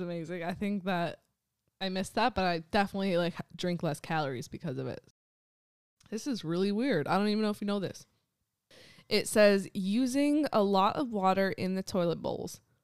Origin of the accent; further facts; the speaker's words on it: United States; now in Ashkelon, Israel; I'm from America